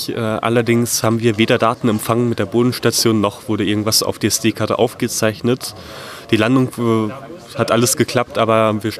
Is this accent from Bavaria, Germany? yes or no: yes; Bavaria, Germany; Ja, wir kommen aus der Nähe von München, 20 Kilometer ungefähr entfernt.